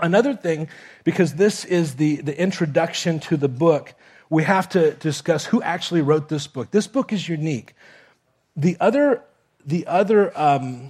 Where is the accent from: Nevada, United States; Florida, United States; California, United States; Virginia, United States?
Florida, United States; Miami; also born or lived in Kentucky; I grew up in Miami, here in South Florida